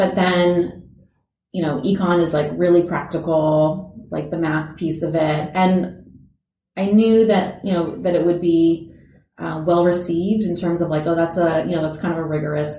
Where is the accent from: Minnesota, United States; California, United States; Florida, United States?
California, United States; Orange County; moved away as an adult; also born or lived in Los Angeles, California; now in Oregon, United States; I'm from a small beach town in Orange County, California, which is about 45 minutes south of Los Angeles. And funny enough, growing up, we never went